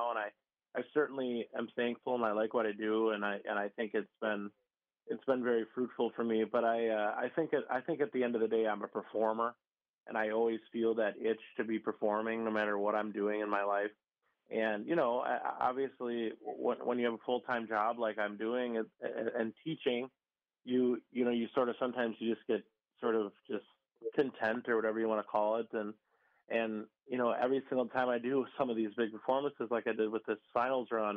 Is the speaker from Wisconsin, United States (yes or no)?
yes; Pewaukee, Wisconsin, United States; also born or lived in Chicago, Illinois; I basically grew up in like the Pewaukee and Harland area